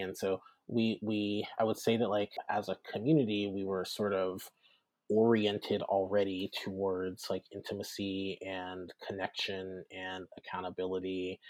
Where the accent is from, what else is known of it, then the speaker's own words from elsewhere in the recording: the South, United States; And then I think also my identity as a Southerner comes into play.